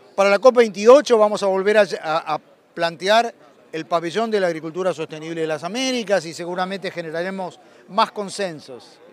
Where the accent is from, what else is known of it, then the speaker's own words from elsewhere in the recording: Buenos Aires, Argentina; nací en Buenos Aires